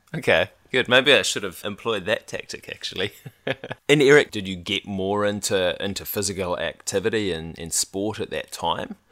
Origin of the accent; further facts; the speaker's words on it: New Zealand; we were from New Zealand